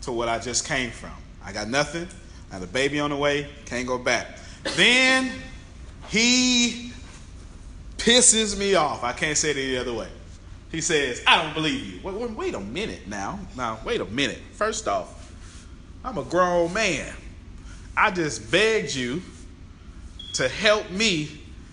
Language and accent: English; Galveston, Texas, United States; I'm from Galveston, Texas